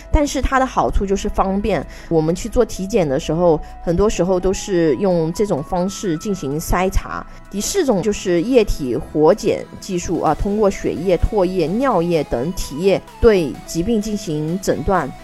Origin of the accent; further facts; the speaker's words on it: China; 我们中国人民